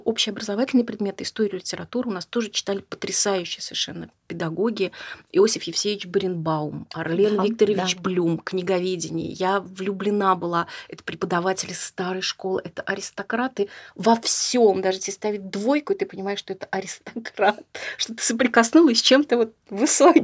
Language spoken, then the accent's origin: Russian; Saint Petersburg, Russia; Я петербурженка, ленинградка в первом поколении, все мои предки, они оттуда